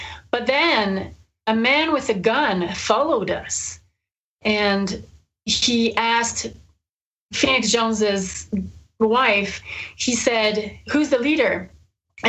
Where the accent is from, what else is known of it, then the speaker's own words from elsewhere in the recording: Montreal, Quebec, Canada; since I'm from Montreal.